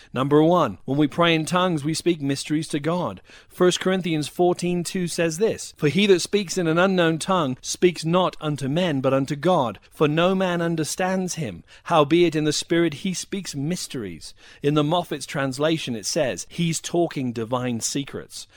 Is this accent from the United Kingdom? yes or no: yes; United Kingdom; now in United States; I was raised in an Anglican background in the U K. I experienced a dry and dusty religion for many years. I came to the U S